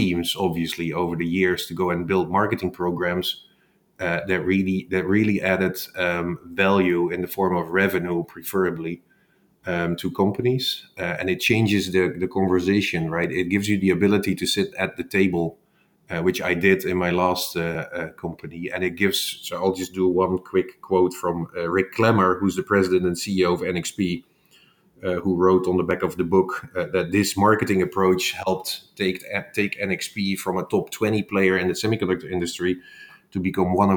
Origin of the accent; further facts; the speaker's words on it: Netherlands; moved away as an adult; also born or lived in Bay Area; born and raised in the Netherlands